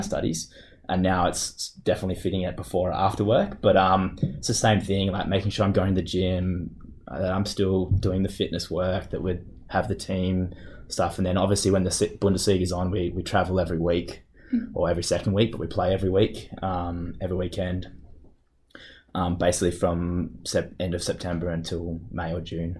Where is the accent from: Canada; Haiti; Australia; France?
Australia; Perth, Western Australia; moved away as an adult; now in Munich, Germany; I grew up in Perth with my family